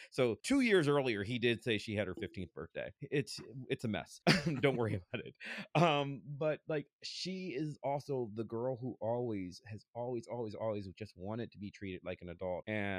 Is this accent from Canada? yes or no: no; United States; I was a black kid growing up in America in the 80s.